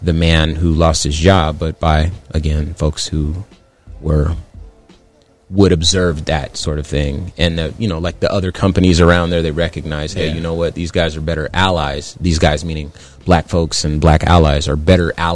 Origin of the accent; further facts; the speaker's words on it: Phoenix, Arizona, United States; also born or lived in California; I call myself from Phoenix, but I was born in California